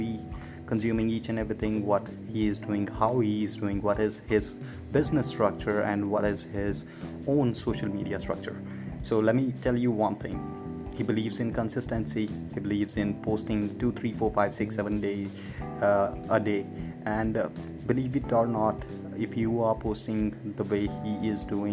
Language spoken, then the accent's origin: English; Chandigarh, India; moved away as an adult; also born or lived in Bangalore / Chennai; I'm from India, born in Chandigarh, which is like a union territory of India